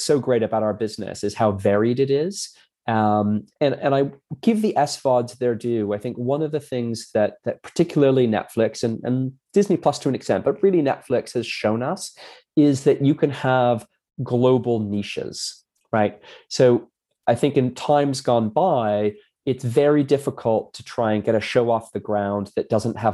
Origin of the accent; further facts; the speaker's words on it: Hamilton, Ontario, Canada; I grew up in Canada, so it was in Hamilton, Ontario